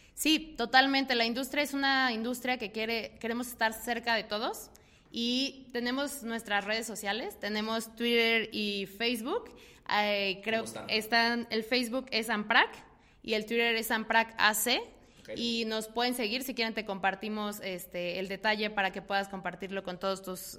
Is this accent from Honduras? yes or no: no; Mexico